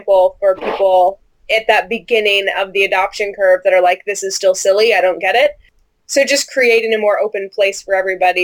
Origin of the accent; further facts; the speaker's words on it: United States; moved away as an adult